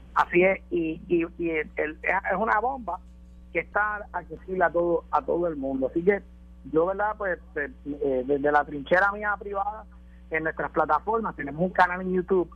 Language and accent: Spanish; Puerto Rico; en Puerto Rico siempre hemos sido una sociedad de ley y orden